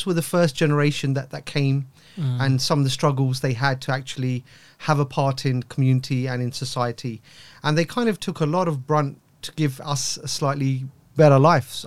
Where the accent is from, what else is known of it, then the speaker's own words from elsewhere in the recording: London, United Kingdom; growing up in East London